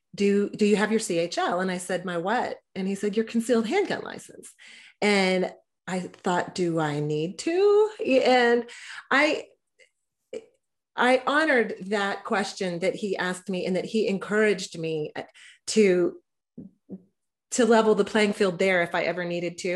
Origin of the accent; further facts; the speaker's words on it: Texas, United States; I was raised in Texas by gun owners